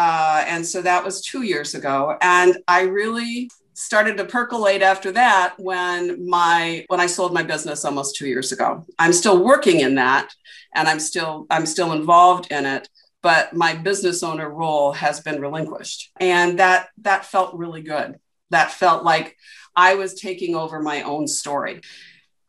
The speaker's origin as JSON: {"language": "English", "town": "Portland", "region": "Oregon", "country": "United States", "tie": "born or raised there", "said": "I was born in Portland, Oregon"}